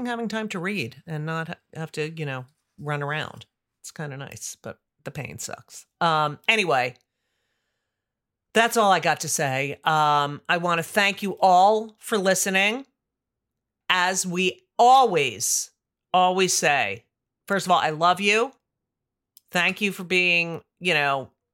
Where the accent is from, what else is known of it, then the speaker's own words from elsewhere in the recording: New Jersey, United States; South Orange, New Jersey, which is my home state. Yeah. The Garden State is my home state